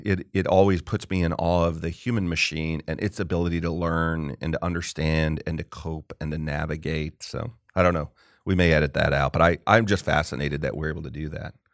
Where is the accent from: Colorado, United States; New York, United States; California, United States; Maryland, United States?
California, United States; Southern; also born or lived in Marlborough, Massachusetts; When I was a kid, we lived in Marlboro, Mass for two years. We moved out there from Southern California